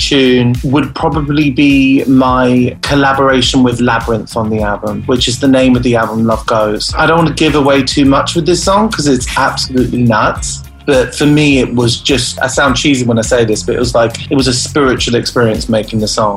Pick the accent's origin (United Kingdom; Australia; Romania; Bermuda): United Kingdom; the horrible winters we have over here in the UK